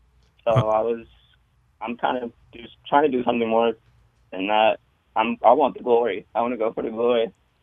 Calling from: Tampa, Florida, United States; I'm from Tampa.

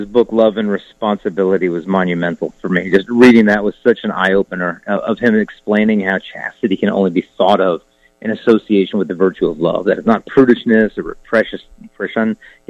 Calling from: Arizona, United States; From Arizona. My home gym in the garage in Arizona was nearing its end anyway.

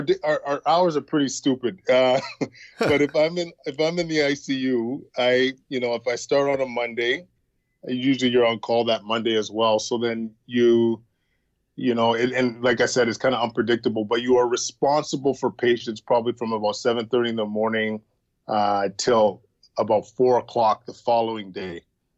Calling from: Ottawa, Ontario, Canada; I am calling from the Ottawa Hospital Civic Campus.

